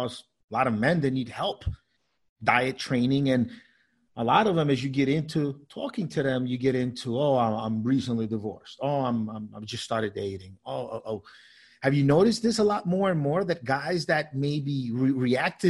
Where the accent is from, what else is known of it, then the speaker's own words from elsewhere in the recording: United States; also born or lived in South America; we moved to the States when I was nine years old